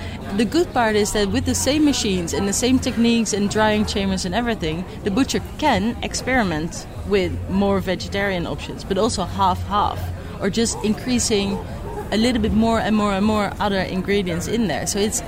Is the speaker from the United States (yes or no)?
no; Netherlands; I'm from the Netherlands.